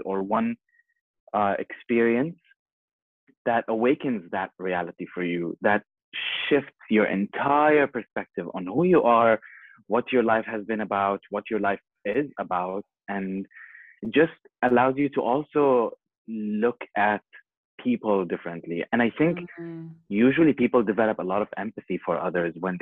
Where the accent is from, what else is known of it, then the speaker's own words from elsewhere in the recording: Bahrain; moved away as an adult; also born or lived in Jordan / Costa Rica; I was born in Jordan, and I was raised here in Bahrain